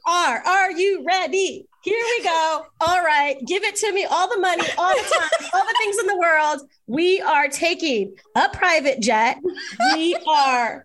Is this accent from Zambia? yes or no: no; Jamaica; I'm Jamaican and grew up with reggae in my house